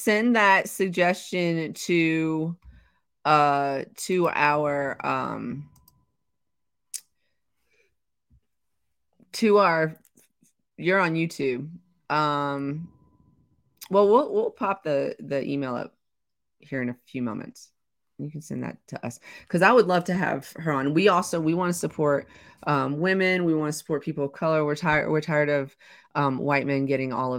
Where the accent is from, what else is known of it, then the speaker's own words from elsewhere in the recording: the South, United States; I'm from the South